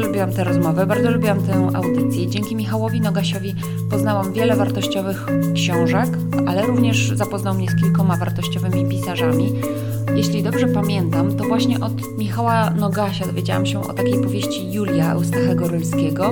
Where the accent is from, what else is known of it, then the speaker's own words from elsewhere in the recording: Łódź, Łódź Voivodeship, Poland; Łódź jest moim rodzinnym miastem